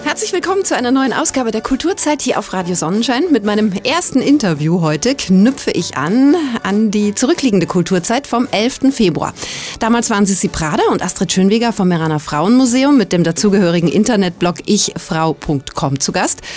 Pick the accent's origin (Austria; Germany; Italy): Italy; South Tyrol, Trentino-Alto Adige; hier bei uns in Südtirol